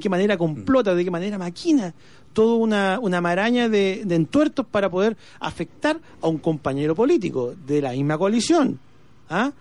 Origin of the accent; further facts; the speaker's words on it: Illapel, Coquimbo, Chile; soy de Yapel